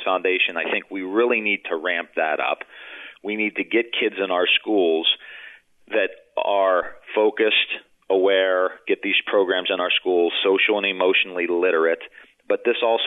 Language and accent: English; Youngstown, Ohio, United States; I'm from Youngstown, Ohio